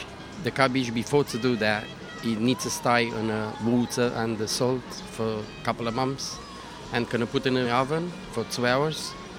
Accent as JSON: {"language": "English", "country": "Romania", "said": "I'm from Romania."}